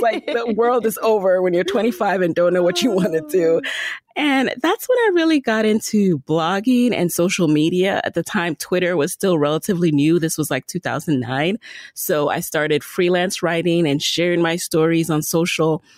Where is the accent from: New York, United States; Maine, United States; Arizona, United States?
New York, United States; New York City; also born or lived in Jamaica; I was born in Jamaica, grew up in the Bronx